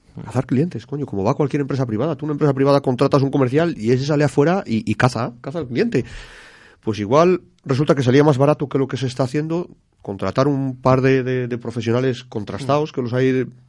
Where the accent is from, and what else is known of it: Spain